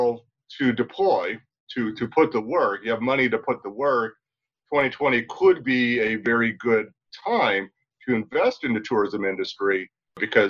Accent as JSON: {"language": "English", "country": "United States", "said": "as an American doing business in China"}